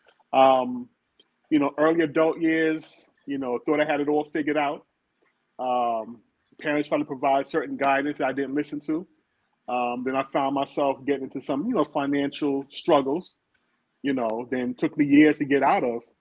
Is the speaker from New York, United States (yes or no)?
yes; New York City, New York, United States; born and raised in Brooklyn, New York, in the Brownsville section